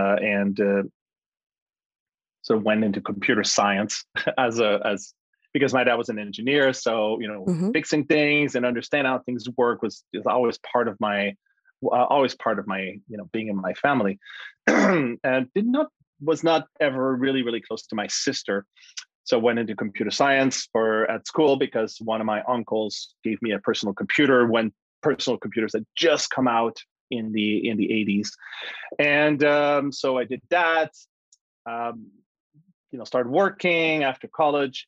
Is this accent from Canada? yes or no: yes; Canada; I was born in Canada to a father